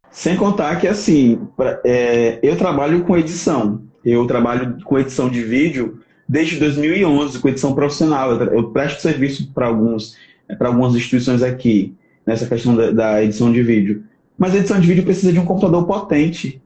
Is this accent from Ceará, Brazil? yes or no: yes; Aracati, Ceará, Brazil; also born or lived in sertão, Ceará; minha mãe mora lá no litoral, lá em Aracati, de onde eu sou, né? Que de fato eu sou de Aracati